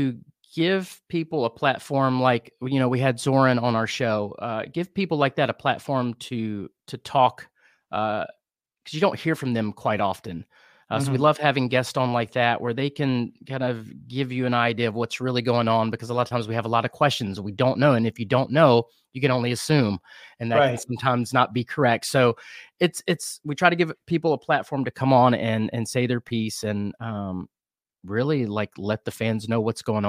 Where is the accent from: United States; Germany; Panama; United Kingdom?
United States; Kannapolis, North Carolina; also born or lived in Albemarle, North Carolina / Wilmington, North Carolina / Boone, North Carolina / Asheville, North Carolina; now in Charlotte, United States; I grew up in the Piedmont here. I was born in Kannapolis.